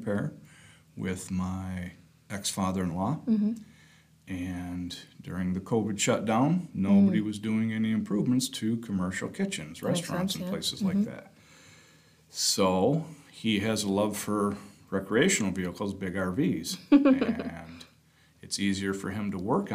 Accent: Muskegon, Michigan, United States; also born or lived in Fruitport, Michigan; now in Grand Rapids, United States; I grew up in Muskegon. Then we moved to Fruitport. I've been living in Grand Rapids for about 25 years.

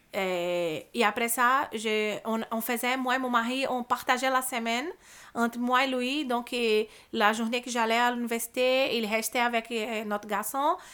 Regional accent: Brazil; French is a second language; moved away as an adult; now in Montreal, Canada; j'ai eu une belle enfance au Brésil, euh, une belle adolescence aussi

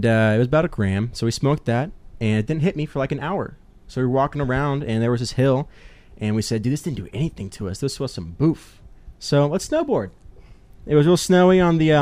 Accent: Broken Arrow, Oklahoma, United States; I grew up here in the Broken Arrow area

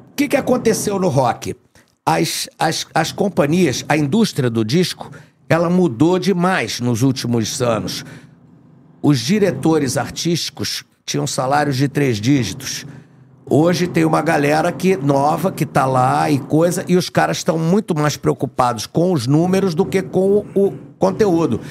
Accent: Rio de Janeiro, Brazil; eu fui nascido e criado no Meyer

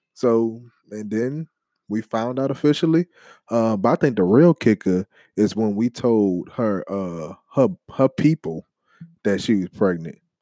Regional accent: New Orleans, Louisiana, United States; I'm from the Crescent City

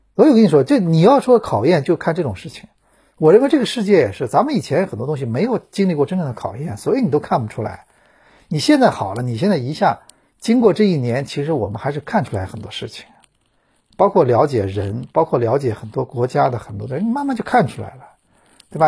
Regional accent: China; 我们中国人

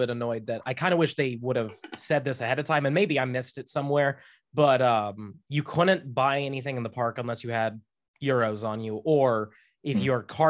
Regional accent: Florida, United States; I'm from Florida

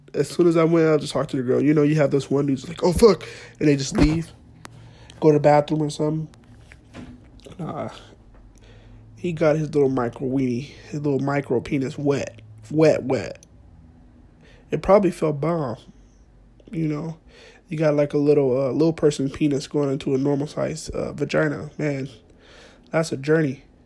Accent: Fresno, California, United States; moved away as an adult; also born or lived in Monterey

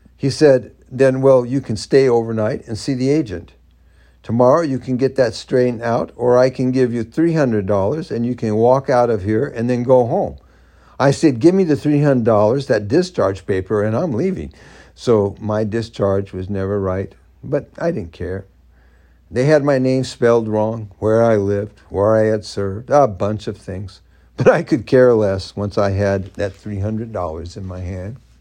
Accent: Southern California, United States; moved away as an adult; now in Florida, United States; I moved recently from California, where I'd lived in Southern California growing up, to Northern California, where I'd lived for about ten years, here to Florida.

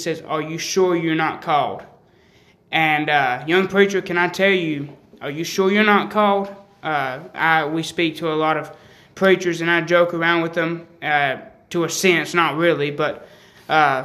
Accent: the South, United States; I grew up in the South.

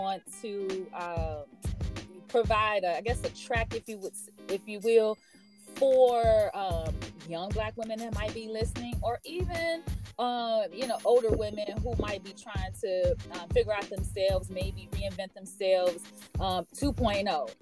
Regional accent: Chicago, Illinois, United States; I'm originally from Chicago

